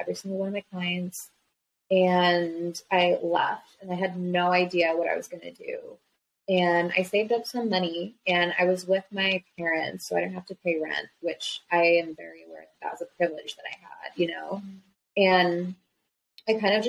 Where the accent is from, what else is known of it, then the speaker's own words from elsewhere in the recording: New Jersey, United States; I'm from New Jersey originally. So I was living in New Jersey